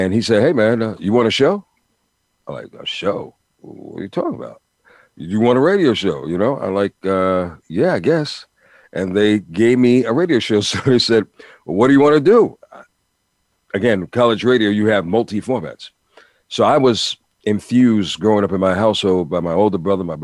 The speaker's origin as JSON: {"language": "English", "town": "New York City", "region": "New York", "country": "United States", "tie": "born or raised there", "said": "I'm a Brooklyn boy, born and raised, so you have to understand, growing up in New York City"}